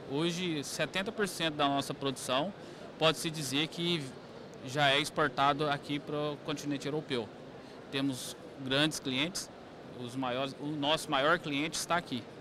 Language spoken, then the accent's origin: Portuguese; Boa Esperança, Minas Gerais, Brazil; somos lá do, de Boa Esperança, no sul de Minas.